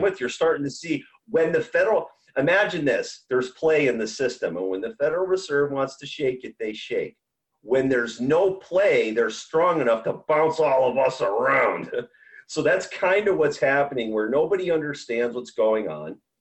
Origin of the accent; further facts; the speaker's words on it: United States; As an American warrior